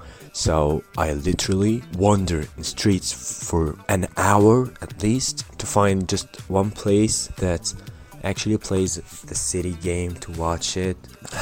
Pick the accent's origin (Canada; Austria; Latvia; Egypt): Egypt; I'm from Egypt.